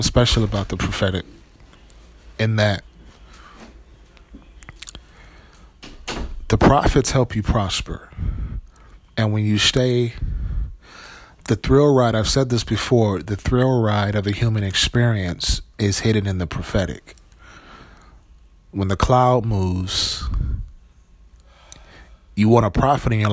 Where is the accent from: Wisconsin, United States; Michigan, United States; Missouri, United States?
Wisconsin, United States; small town; also born or lived in Milwaukee, Wisconsin; I grew up in Friday Night Lights, Wisconsin, you know, small town Wisconsin